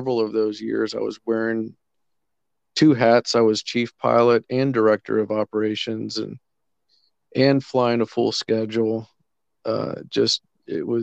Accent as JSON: {"language": "English", "country": "Colombia", "tie": "born or raised there", "also_born_or_lived": "Central America / Kenya", "moved": "as an adult", "said": "I had been born and raised in Colombia, lived my whole life in South America"}